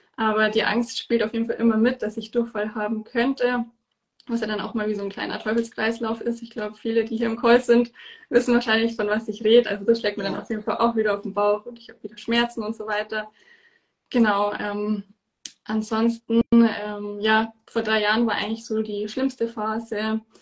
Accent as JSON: {"language": "German", "area": "near Munich", "region": "Bavaria", "country": "Germany", "said": "ich komme aus der Nähe von München"}